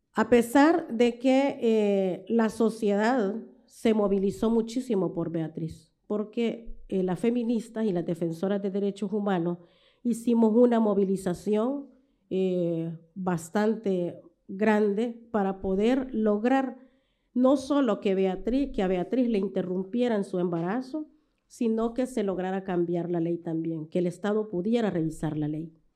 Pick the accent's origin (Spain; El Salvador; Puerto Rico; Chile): El Salvador; como salvadoreñas